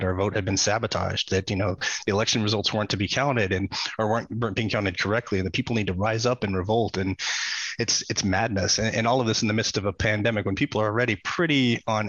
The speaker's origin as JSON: {"language": "English", "country": "United States", "said": "As an American"}